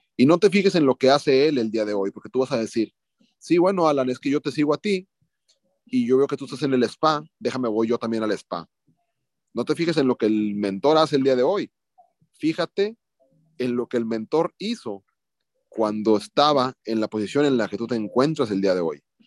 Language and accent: Spanish; Mexico